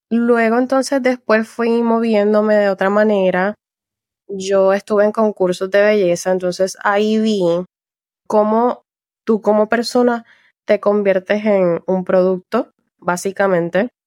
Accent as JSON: {"language": "Spanish", "country": "Puerto Rico", "tie": "born or raised there", "moved": "as an adult", "lives_now": "France", "said": "yo soy de Puerto Rico, nací y criada en Puerto Rico."}